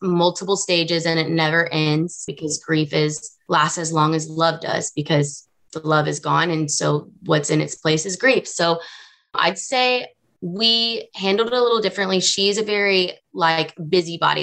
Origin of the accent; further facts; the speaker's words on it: the South, United States; I grew up in the South.